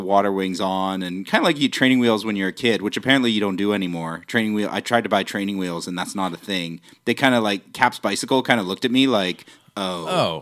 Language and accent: English; New Westminster, British Columbia, Canada; also born or lived in Vancouver; I was born and raised in New West